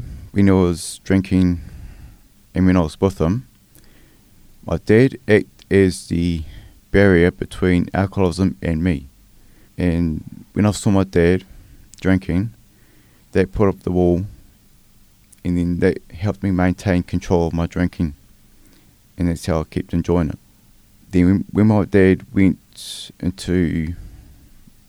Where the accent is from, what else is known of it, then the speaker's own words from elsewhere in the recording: Wellington, New Zealand; moved away as an adult; also born or lived in Porirua; now in Christchurch, New Zealand; I'm a Wellingtonian. So I grew up in Wellington. I lived there till I was about 37. And then I moved down to Christchurch.